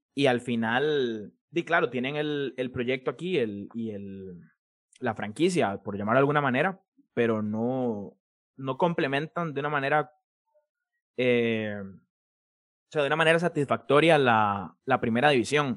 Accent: Escazú, San José, Costa Rica; yo soy de Escazú

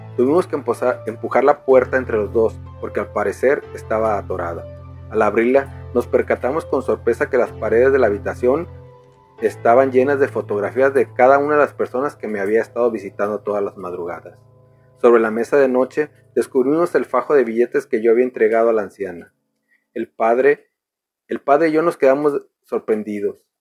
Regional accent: Manzanillo, Colima, Mexico; escritor cinematográfico nacido en Manzanillo, Colima

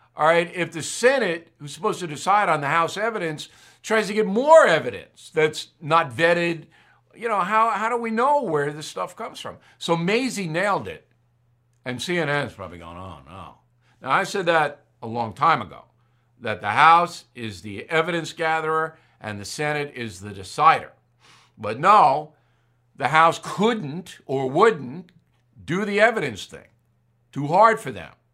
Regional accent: United States; I'm an American

